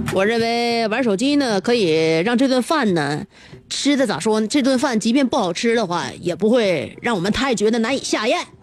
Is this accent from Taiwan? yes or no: no; Northeast China, China; accent: Northeastern; 用我们东北话来讲就是一个字儿